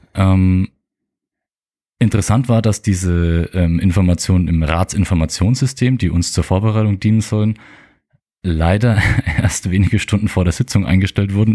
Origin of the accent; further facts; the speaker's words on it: Mergershausen, Germany; ich ge gebürtiger Mergershauser bin